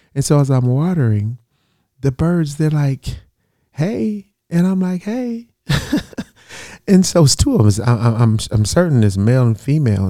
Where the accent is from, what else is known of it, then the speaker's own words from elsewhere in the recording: United States; I'm black American